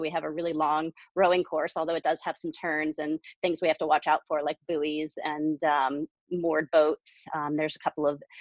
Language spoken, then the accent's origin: English; Colorado, United States; also born or lived in Rhode Island; I grew up in Colorado most of my life